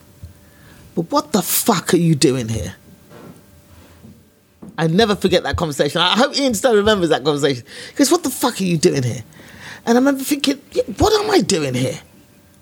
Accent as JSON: {"language": "English", "region": "London", "country": "United Kingdom", "tie": "born or raised there", "said": "I was a black girl from East London."}